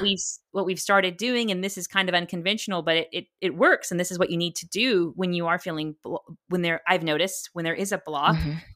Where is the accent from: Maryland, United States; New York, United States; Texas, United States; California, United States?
Texas, United States; I'm a Texan